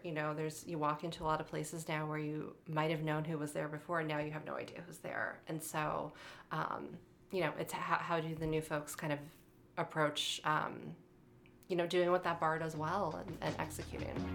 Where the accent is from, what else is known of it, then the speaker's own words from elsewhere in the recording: Holyoke, Massachusetts, United States; now in Chicago, United States; I grew up in a town called Holyoke, Massachusetts